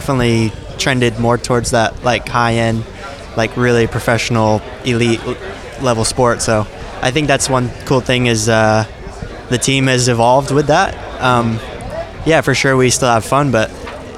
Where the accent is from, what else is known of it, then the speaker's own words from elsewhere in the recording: North Carolina, United States; from North Carolina.